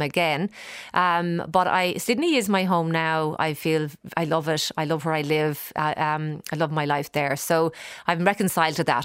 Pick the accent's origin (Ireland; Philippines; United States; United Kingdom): Ireland; Dublin, Leinster; moved away as an adult; now in Australia; growing up in Dublin and getting to know the whole pub scene